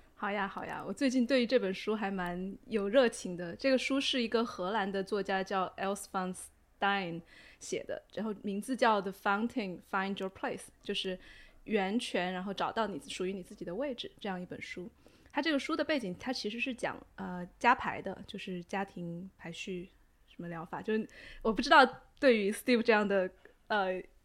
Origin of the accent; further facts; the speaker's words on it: China; 我们中国人很喜欢，互相打麻烦嘛